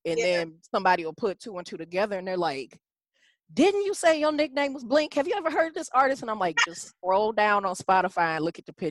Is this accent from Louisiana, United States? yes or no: no; Detroit, Michigan, United States; now in Houston, United States; I grew up in Detroit. Yeah. I mean, I'm a Detroit girl by being raised. I was born where I live now, which is Houston, Texas.